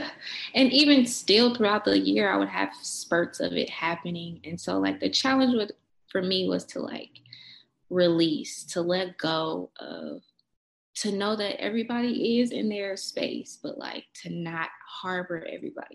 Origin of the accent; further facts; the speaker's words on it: Kansas City, Kansas, United States; also born or lived in Denver, Colorado; I was born in Kansas City, Wyandotte County